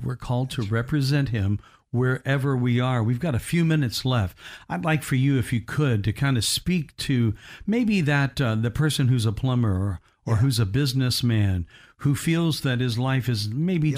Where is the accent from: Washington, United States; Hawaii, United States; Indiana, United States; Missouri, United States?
Indiana, United States; Evansville; my hometown of Ev- Evansville, Indiana